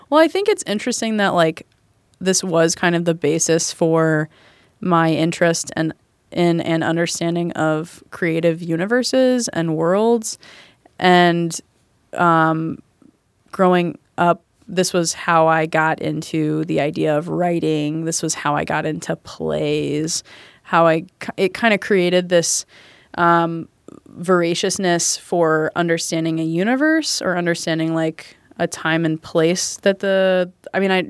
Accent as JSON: {"language": "English", "region": "the South", "country": "United States", "tie": "born or raised there", "said": "Cause I grew up in the South."}